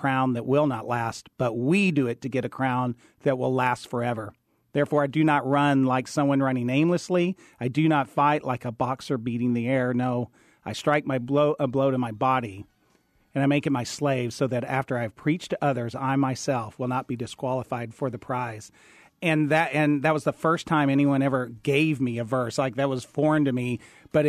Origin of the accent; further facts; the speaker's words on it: Lubbock, Texas, United States; I grew up in Lubbock, Texas